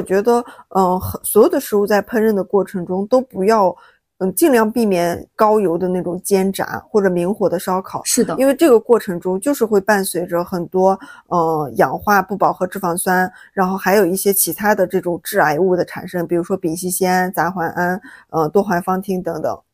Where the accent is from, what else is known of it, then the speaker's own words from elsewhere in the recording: Shaanxi, China; now in Hangzhou, China; 我老家是陕西嘛，然后我们那边就是挺喜欢吃蒜的